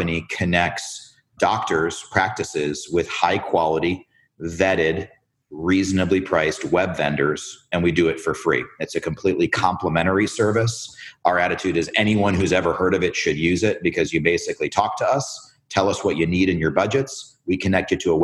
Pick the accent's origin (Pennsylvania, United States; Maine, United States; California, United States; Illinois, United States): Illinois, United States; Chicago; moved away; also born or lived in Philadelphia / Miami; I was born in Chicago, Illinois